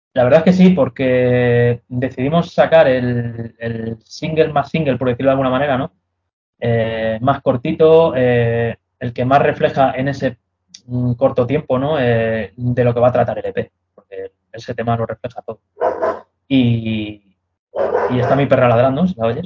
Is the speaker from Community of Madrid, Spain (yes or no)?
yes; Madrid, Community of Madrid, Spain; yo soy madrileño, ¿vale? Yo he nacido en Madrid